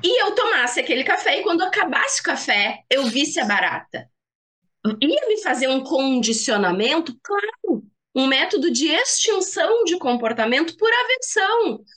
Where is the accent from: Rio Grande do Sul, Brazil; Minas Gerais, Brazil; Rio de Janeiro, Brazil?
Rio Grande do Sul, Brazil; como boa gaúcha